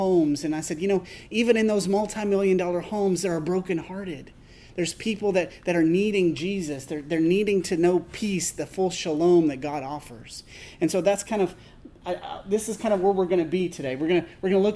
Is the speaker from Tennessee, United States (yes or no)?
yes; Tennessee, United States; I was raised in Tennessee in a rural congregation of the Church of Christ